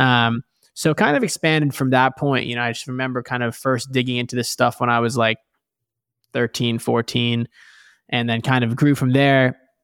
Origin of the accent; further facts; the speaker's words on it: New York City, New York, United States; now in Bay Area, California, United States; I grew up in New York City originally